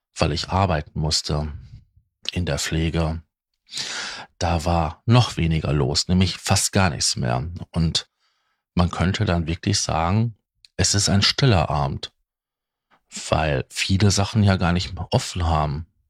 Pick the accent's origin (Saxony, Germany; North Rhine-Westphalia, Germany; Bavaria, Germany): North Rhine-Westphalia, Germany; Ruhr area; bei uns im Ruhrgebiet